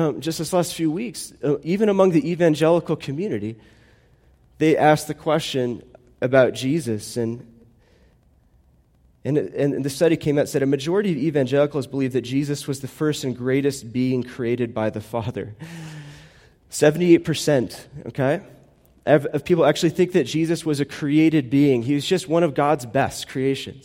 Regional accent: United States; I'm American

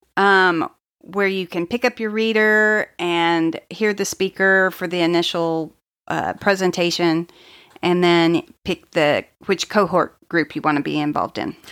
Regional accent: Oklahoma, United States; I grew up on Tex-Mex in Oklahoma

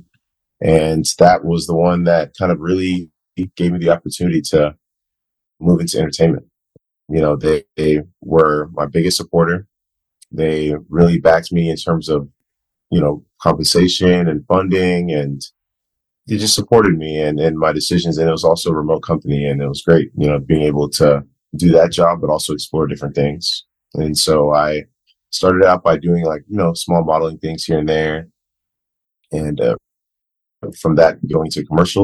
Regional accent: Ghana; also born or lived in Virginia, United States; now in United States; I'm originally from Ghana, Africa. I lived there for the first long period of my life

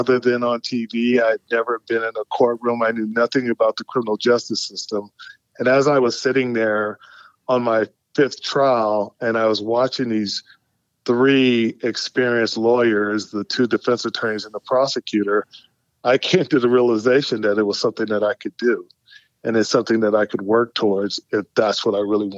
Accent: San Francisco, California, United States; I grew up in San Francisco

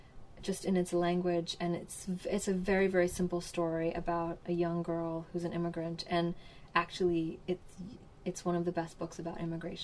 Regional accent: United Kingdom; So I suppose being British is really a part of that.

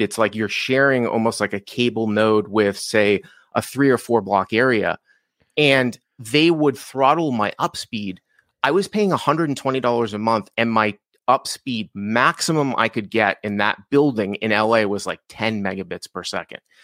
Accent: Boston, Massachusetts, United States; moved away as an adult; also born or lived in Los Angeles / Syracuse; now in Leander, United States; I grew up in Boston

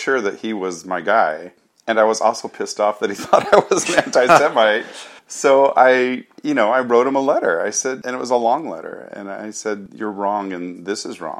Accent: Arizona, United States; also born or lived in San Rafael, California / Japan; now in Los Angeles, United States; I was born in Northern California, San Rafael. I grew up, though, in Arizona, and then I moved to Japan. I lived in Japan off and on for about 20 years.

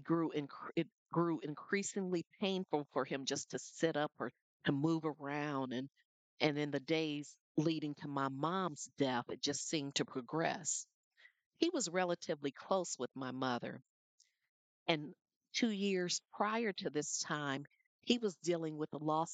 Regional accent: Flint, Michigan, United States; When I was a child growing up in Flint, Michigan

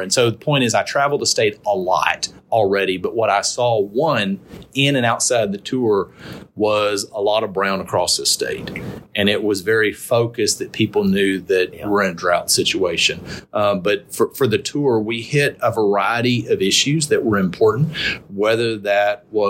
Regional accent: Houston, Texas, United States; I grew up in the Houston area. My family still lives in the Houston area.

